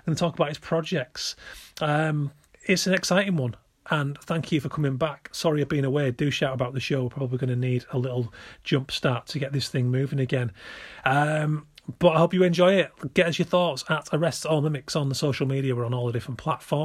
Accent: between Bradford and Leeds, Yorkshire and the Humber, United Kingdom; moved away; I'm West Yorkshire originally. Chiefly between Bradford and Leeds

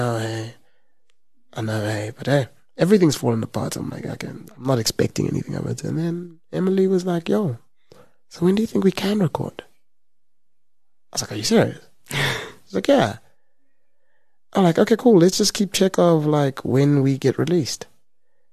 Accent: South Africa; as a South African

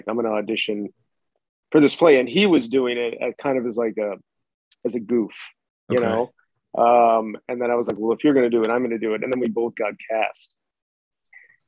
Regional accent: Chicago, Illinois, United States; I'm like from the South Side of Chicago

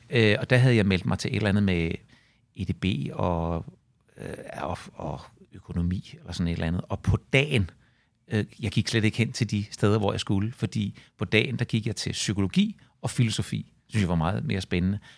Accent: Svanninge, Southern Denmark, Denmark; also born or lived in Herlev; Vi flyttede til, til Svanninge, da jeg var øh, tre år gammel, og jeg kan intet huske fra Herlev. Så når folk spørger mig, hvor jeg kommer fra, så kommer jeg fra, øh, fra Svanninge.

